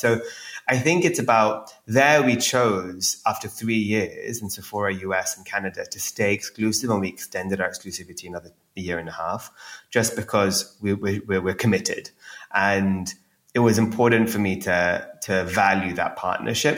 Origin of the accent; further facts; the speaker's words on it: India; growing up in India